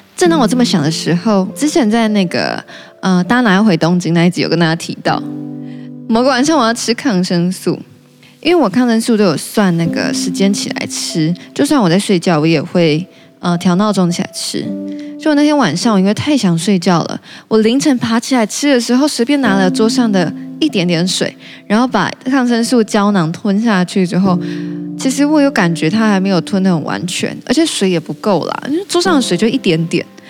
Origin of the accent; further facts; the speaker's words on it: Taichung, Taiwan; now in Taipei, Taiwan; 我老家在台中